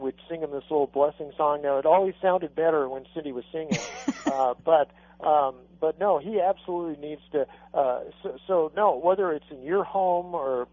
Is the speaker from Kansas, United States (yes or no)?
no; Arizona, United States; I grew up in Arizona where it was okay to hug your horse, not your kid